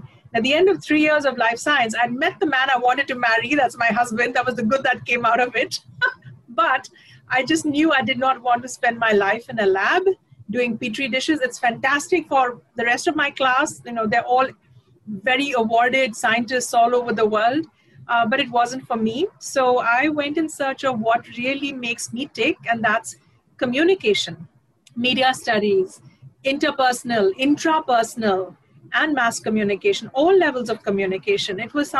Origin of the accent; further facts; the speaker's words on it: India; I see myself as a Indian citizen before I think of myself as a Oriya daughter or a Marathi daughter, etc.